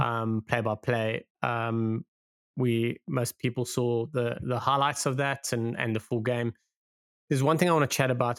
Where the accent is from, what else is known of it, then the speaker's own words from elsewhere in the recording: South Africa; as a South African